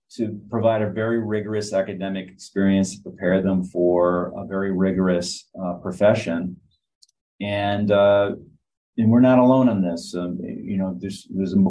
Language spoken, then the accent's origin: English; Michigan, United States; moved away; also born or lived in Chicago; I grew up in Michigan